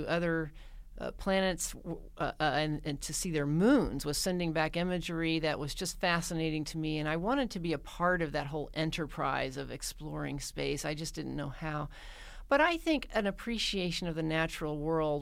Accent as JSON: {"language": "English", "town": "Mountain Home", "region": "Arkansas", "country": "United States", "tie": "born or raised there", "moved": "yes", "said": "I grew up in a rural community in north central Arkansas in the lovely town of Mountain Home"}